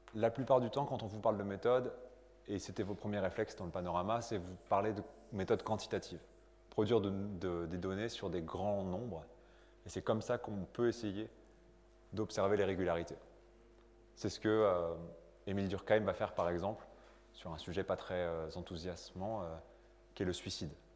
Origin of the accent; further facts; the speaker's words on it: France; also born or lived in Lille; je suis né en France.